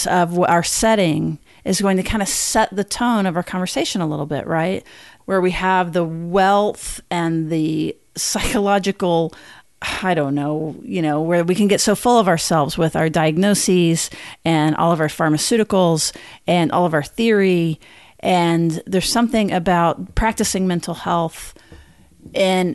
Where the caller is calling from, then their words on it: Austin, Texas, United States; I'm calling in from Austin, Texas